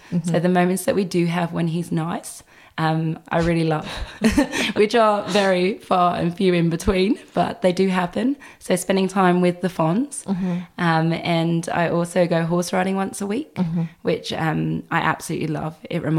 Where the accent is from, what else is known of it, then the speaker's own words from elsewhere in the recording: England, United Kingdom; which people laugh at how I pronounce, but I am English.